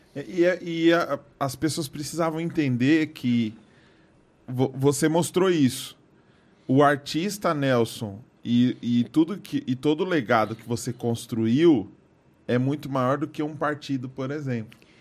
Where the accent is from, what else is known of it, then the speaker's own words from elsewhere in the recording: São Paulo, Brazil; Nasci na Penha aqui